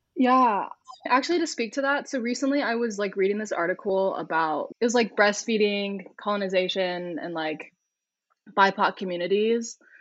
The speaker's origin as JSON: {"language": "English", "town": "Corona", "region": "California", "country": "United States", "tie": "born or raised there", "also_born_or_lived": "Houston, Texas", "moved": "as an adult", "lives_now": "Salt Lake City, United States", "said": "I'm originally from California, like born and raised in California. Ironically, it's called Corona."}